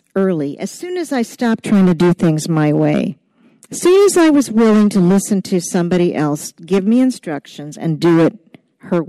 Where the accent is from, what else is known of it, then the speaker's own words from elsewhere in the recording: Portland, Maine, United States; I'm from Portland, Maine, right here